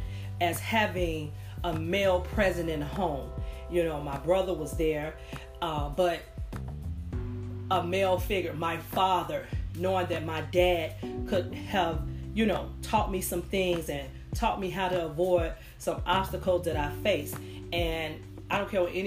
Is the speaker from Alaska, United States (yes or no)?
no; Chicago, Illinois, United States; broadcasting from Chicago, Illinois, my hometown